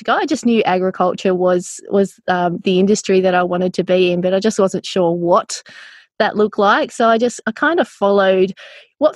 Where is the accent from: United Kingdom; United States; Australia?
Australia; northwest coast of Tasmania; I grew up on the northwest coast of Tassie